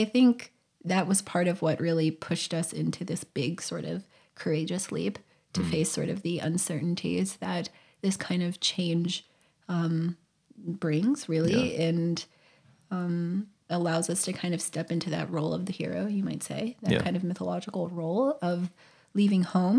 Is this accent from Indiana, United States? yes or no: no; California, United States; And for us, we are from California, so we still have roots and community and friends.